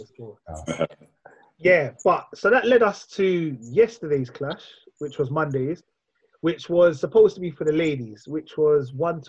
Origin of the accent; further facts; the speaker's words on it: Kingston, Jamaica; No, I'm from Kingston, man. I'm from Kingston.